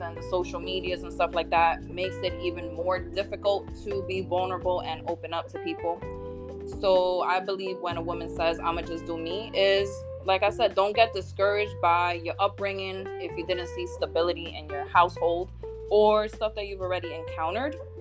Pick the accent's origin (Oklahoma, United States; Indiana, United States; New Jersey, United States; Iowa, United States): New Jersey, United States; I am from New Jersey, or Jersey as we say out here